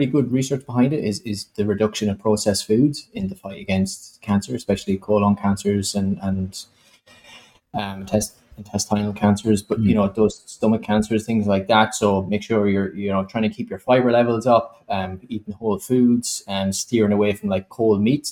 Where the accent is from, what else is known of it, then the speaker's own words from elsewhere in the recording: Ireland; moved away as an adult; now in Australia; Being Irish